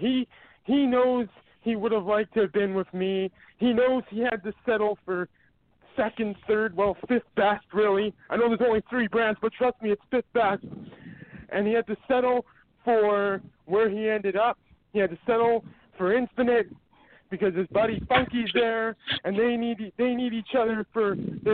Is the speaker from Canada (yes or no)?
yes; Winnipeg, Manitoba, Canada; from Winnipeg, Manitoba, Canada